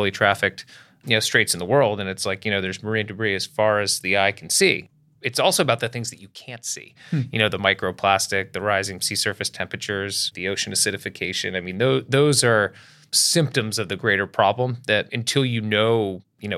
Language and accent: English; Bristol, Rhode Island, United States; I grew up in Bristol, Rhode Island